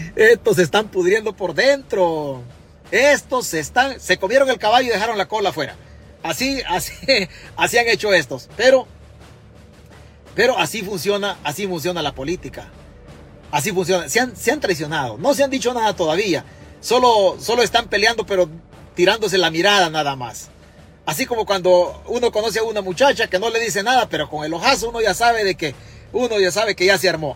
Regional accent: Chalatenango, El Salvador; now in New York, United States; Yo soy de Chalatenango

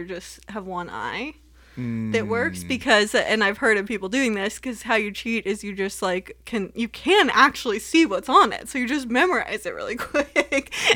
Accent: Southern California, United States; moved away; I came from Southern California, so you can't exist without driving, but I somehow did it until I moved away

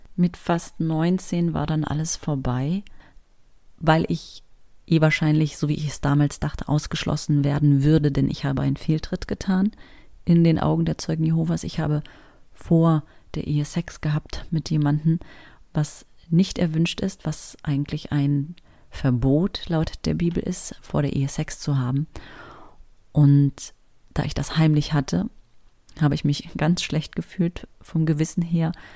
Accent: Berlin, Germany; Und wir sind in Berlin-Spandau groß geworden

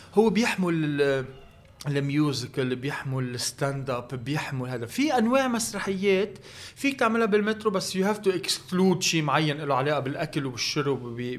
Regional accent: Lebanon; الكلتور تبعنا نحن كلبنانيه

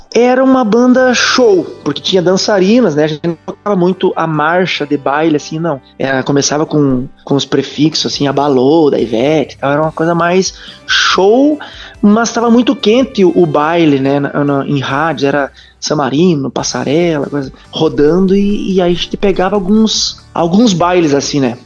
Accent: Soledade, Rio Grande do Sul, Brazil; now in Concórdia, Brazil; Eu sou do Rio Grande do Sul, sou ali de Soledade

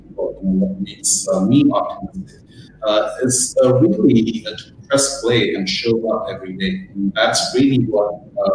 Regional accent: India; moved away as an adult; also born or lived in United States; now in Australia; my background is Indian, and I grew up in India

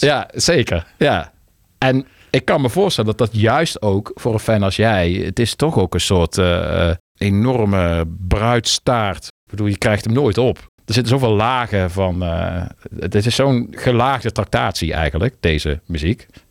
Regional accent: Maastricht, Limburg, Netherlands; Ik ben in Maastricht getogen. Maar ja, ik was een beetje anti, want ik kwam niet uit Maastricht

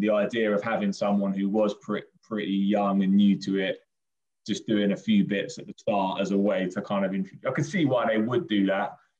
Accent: Brighton, South East England, United Kingdom; I grew up in Brighton.

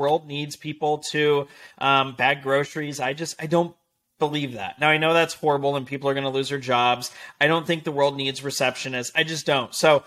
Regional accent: Las Vegas, Nevada, United States; moved away as an adult; also born or lived in Denver, Colorado; now in Newport Beach, United States; live in Newport Beach, California. I was born and raised in Vegas

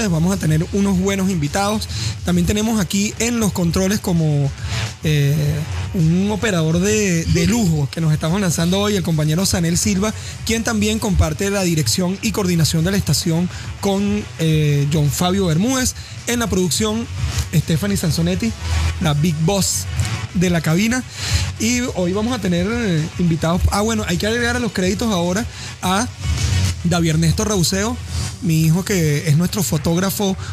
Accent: Caripito, Monagas, Venezuela; para el equipo oficial de mi tierra, de la tierra que me vio nacer.

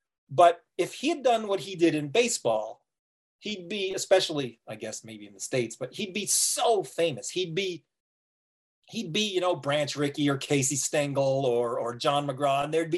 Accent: Toronto, Ontario, Canada; now in Owen Sound, Canada; I'm a newcomer-ish to Owen Sound. I grew up in Toronto. I've only lived here for 15 or 16 years.

